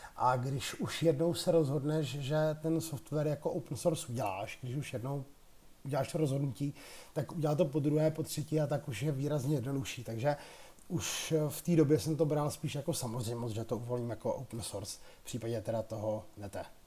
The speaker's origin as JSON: {"language": "Czech", "country": "Czechia", "said": "my, kteří jsme tady z České republiky"}